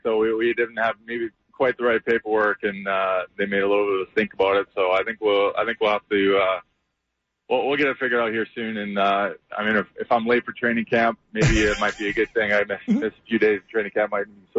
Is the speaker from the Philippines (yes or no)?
no; Canada; Yeah, no, Canada likes to do something just a little bit closer or about the same time, but we have our Canada Day actually tomorrow on July 1st